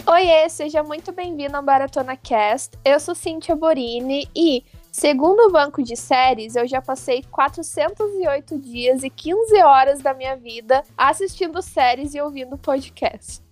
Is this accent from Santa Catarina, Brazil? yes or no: yes; Porto União, Santa Catarina, Brazil; eu sou do interior de Santa Catarina, mais especificamente Porto União